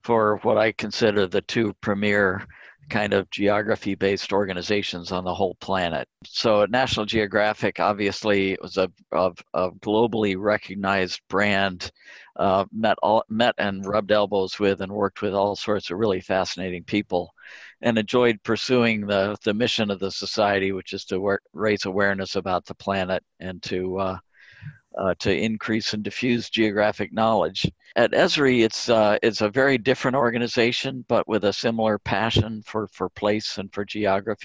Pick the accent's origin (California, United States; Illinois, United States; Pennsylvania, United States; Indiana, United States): Indiana, United States; Indianapolis; also born or lived in Connecticut; I grew up in Indianapolis